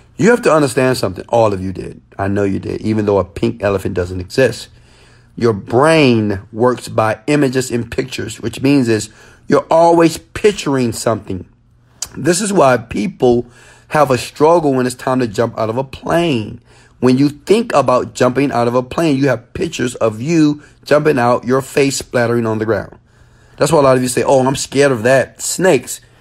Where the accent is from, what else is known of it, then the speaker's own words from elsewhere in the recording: Houston, Texas, United States; Yeah, I'm from Houston, Texas, guys. Guys, I am from Houston, Texas. H Town, baby.